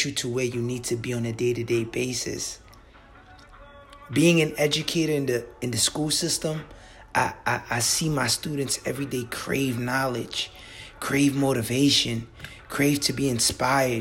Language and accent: English; New York City, New York, United States; I was born and raised in the South Bronx to West African parents.